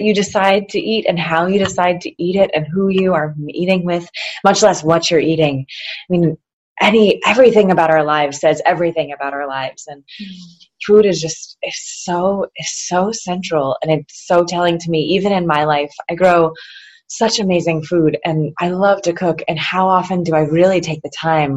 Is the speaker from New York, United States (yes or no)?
yes; Naples, New York, United States; I grew up taking for granted, Naples is my hometown, that grape pies are a thing.